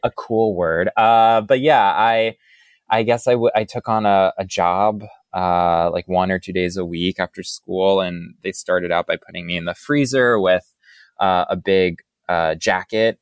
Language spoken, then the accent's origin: English; Boca Raton, Florida, United States; now in New York, United States; I grew up in Boca Raton, Florida.